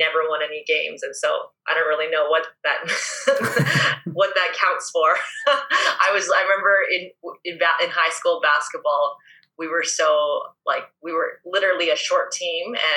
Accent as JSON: {"language": "English", "town": "Peace River", "region": "Alberta", "country": "Canada", "tie": "born or raised there", "said": "So I grew up in Alberta. I grew up in a small town called Peace River, like 5 hours north of Edmonton."}